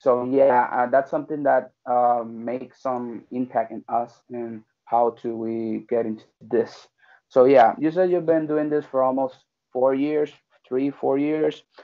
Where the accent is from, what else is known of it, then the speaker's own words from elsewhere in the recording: Puerto Rico; I'm from Puerto Rico